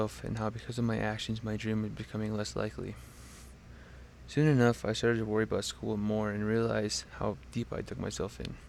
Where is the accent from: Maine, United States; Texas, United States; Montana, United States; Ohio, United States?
Montana, United States; now in Laramie, United States; I was born in Montana